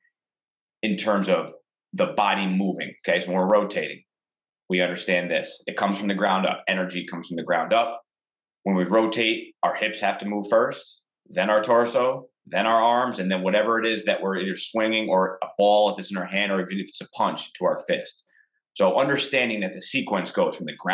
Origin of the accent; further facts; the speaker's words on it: Albany, New York, United States; also born or lived in Cortland, New York / Westchester, New York; I moved back to my hometown. I was a strength coach at the College of St. Rose in Albany, New York